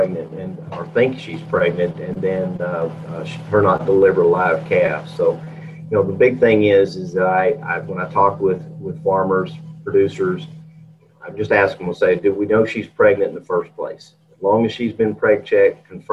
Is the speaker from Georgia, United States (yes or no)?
yes; Georgia, United States; moved away as an adult; also born or lived in Texas / Colorado / Curtis, Nebraska; I grew up in Georgia